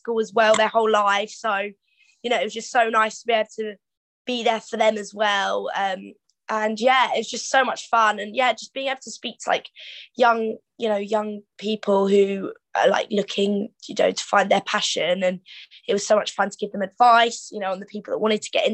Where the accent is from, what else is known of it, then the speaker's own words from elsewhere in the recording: Canterbury, South East England, United Kingdom; also born or lived in Shoreham / Gravesend / Rochester; But I moved very young in Canterbury, so I don't actually remember anything until I actually moved to Canterbury. So I grew up there